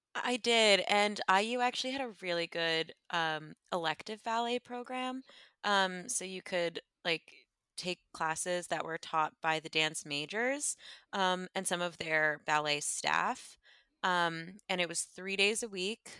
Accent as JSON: {"language": "English", "area": "Westchester", "region": "New York", "country": "United States", "moved": "yes", "said": "I'm from Westchester originally"}